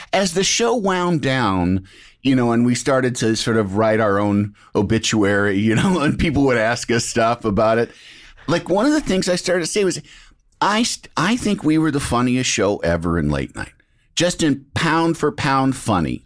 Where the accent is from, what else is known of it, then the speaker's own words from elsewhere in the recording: Illinois, United States; I'm from Illinois